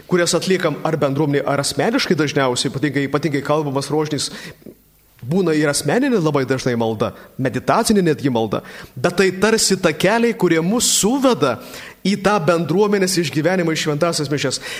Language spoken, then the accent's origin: Lithuanian; Samogitia, Lithuania; mes žemaičiai